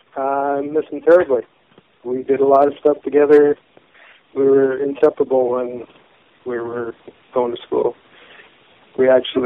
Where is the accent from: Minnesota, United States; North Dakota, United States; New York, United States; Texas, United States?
North Dakota, United States; Stanley; also born or lived in Epping, North Dakota; I was born in 1959 in Stanley, North Dakota.